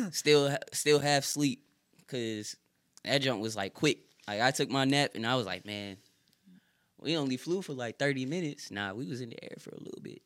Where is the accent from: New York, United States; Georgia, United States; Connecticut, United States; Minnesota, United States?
Connecticut, United States; moved away; also born or lived in Fayetteville; I'm from Connecticut